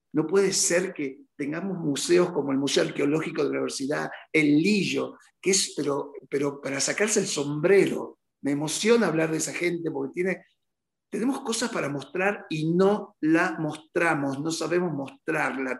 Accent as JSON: {"language": "Spanish", "town": "Rosario de la Frontera", "region": "Salta", "country": "Argentina", "tie": "born or raised there", "moved": "yes", "said": "Rosario de la Frontera, un pueblito que amo, que es mi, obviamente mi lugar en el mundo. Este, uno nunca deja de ser de Rosario de la Frontera."}